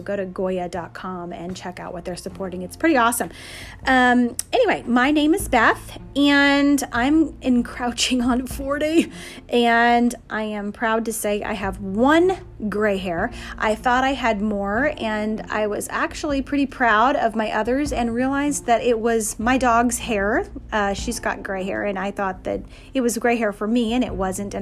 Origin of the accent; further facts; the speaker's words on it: South Texas, United States; now in Pennsylvania, United States; I grew up on a border town in South Texas where we swam on Christmas Day most of the time